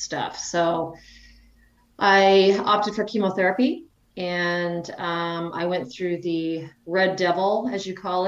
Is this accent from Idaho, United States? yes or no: yes; Idaho, United States; now in North Dakota, United States; I live in North Dakota. I'm originally from Idaho.